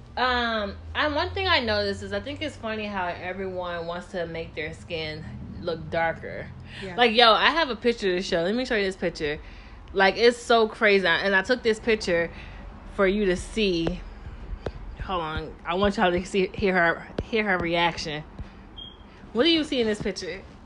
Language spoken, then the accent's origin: English; Tennessee, United States; I'm from Tennessee